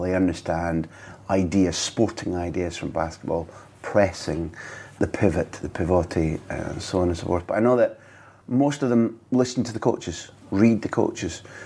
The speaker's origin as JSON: {"language": "English", "country": "United Kingdom", "said": "I grew up thinking that in the British culture"}